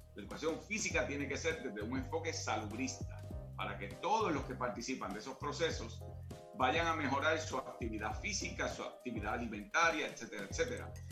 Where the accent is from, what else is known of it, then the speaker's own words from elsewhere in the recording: Caguas, Puerto Rico; yo soy de Caguas, condado moderno, yo vivía al lado de la cancha entre la Manuela Toro y la casa donde yo vivo y o eh, donde crecí y donde todavía vive mi familia